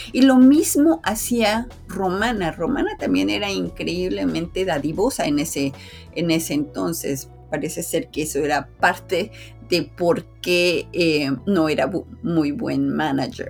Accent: Mexico; aquí en mi país, en México

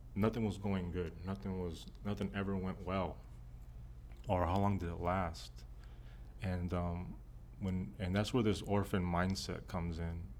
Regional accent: Texas, United States; I was raised in Texas

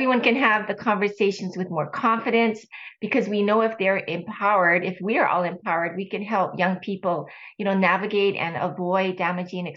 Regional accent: Honolulu, Hawaii, United States; moved away as an adult; also born or lived in California; I was born and raised in Honolulu, Hawaii

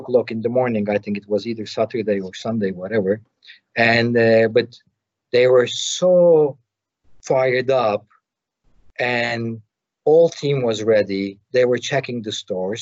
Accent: Turkey; I'm coming from Turkey

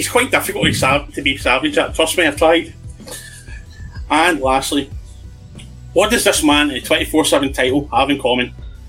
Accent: Scotland, United Kingdom

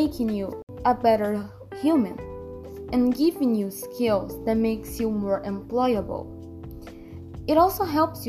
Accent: Brazil; I'm from Brazil, I'm 16 years old

